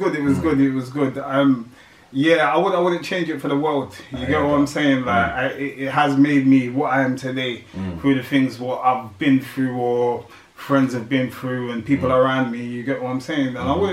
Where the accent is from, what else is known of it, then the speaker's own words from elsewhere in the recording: London, United Kingdom; East London. I'm a Londoner. Hackney, to be precise. You get what I'm saying?